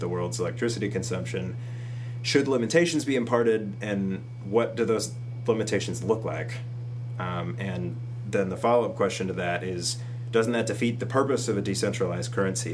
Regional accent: Minnesota, United States; we're all from Minnesota, and we um, live in the area, in the region

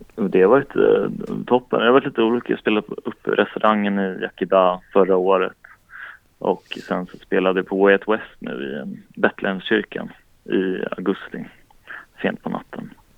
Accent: Strängnäs, Södermanland, Sweden; moved away; also born or lived in Linköping / Stockholm; jag kom från Strängnäs i kulturskolan och så började jag spela en massa lokala band

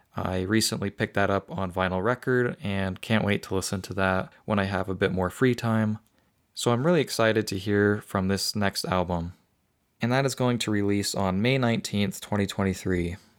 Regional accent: Utah, United States; my home state

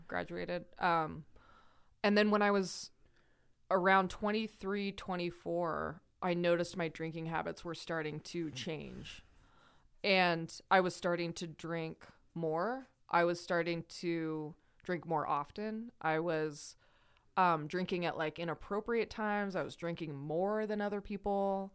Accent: Idaho, United States; also born or lived in Salt Lake City, Utah; I was born in Salt Lake. I grew up in Idaho.

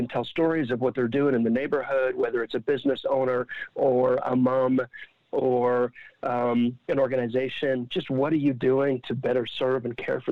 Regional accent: Ottawa, Ontario, Canada; I'm from Ottawa, and we do this in Ottawa in my neighborhood every month

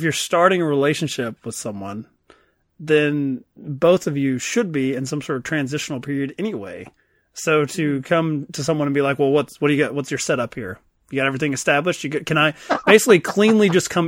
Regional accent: Kentucky, United States; I'm from Kentucky

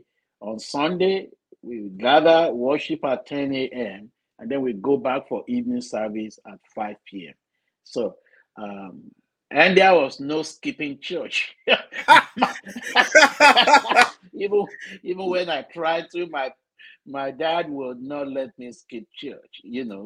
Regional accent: Nigeria; moved away as an adult; also born or lived in North Carolina; now in Florida, United States; Growing up in Nigeria, I grew up in the Methodist Church, Nigeria.

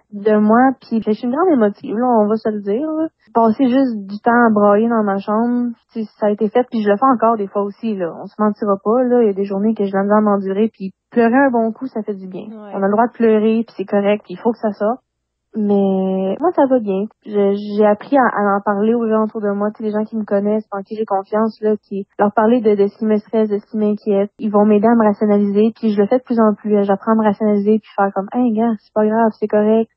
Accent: Compton, Quebec, Canada; moved away as an adult; now in Montreal, Canada; je suis une fille de la campagne, je viens de Campton.

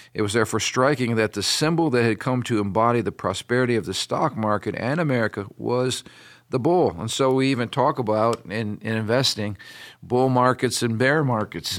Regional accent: United States; me as an American.

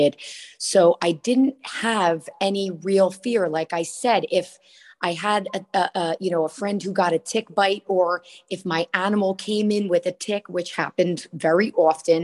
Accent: Asbury Park, New Jersey, United States; Grew up pretty close to the beach near the Asbury Park area. We've moved a little inland now, moving toward West New Jersey, but born and raised in Jersey all my life.

